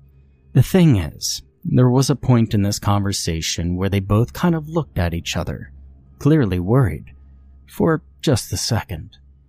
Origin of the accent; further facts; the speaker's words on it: Ohio, United States; I grew up in Ohio, and not the American Northeast where the mall existed, but many of my grandparents and aunts and uncles lived there